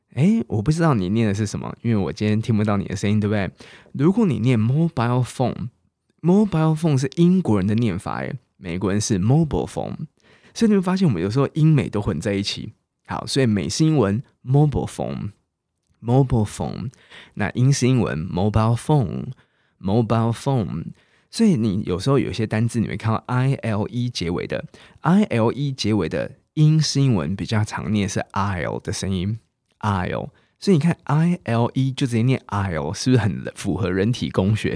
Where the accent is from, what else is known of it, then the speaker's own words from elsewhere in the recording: Taiwan; accent: Taiwanese Mandarin; moved away as an adult; now in United Kingdom; 我台湾国语